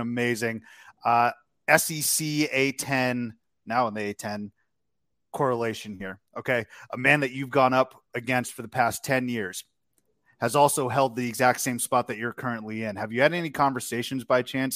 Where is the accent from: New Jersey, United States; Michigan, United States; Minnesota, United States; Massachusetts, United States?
Massachusetts, United States; growing up in Massachusetts